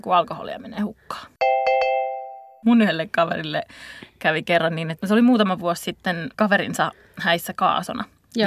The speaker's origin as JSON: {"language": "Finnish", "town": "Tampere", "region": "Pirkanmaa", "country": "Finland", "said": "Tampereelta, josta, jossa mäkin satun olen sieltä kotoisin."}